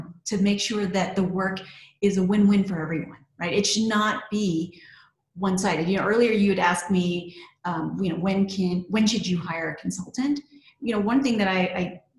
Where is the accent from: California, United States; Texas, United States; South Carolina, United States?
Texas, United States; So I'm originally from Texas